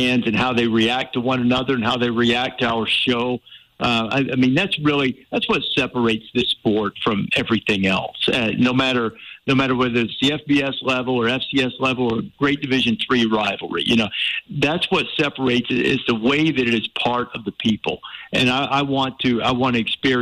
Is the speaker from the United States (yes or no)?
yes; Alabama, United States; I grew up in Alabama, and that's part of the fabric of the culture there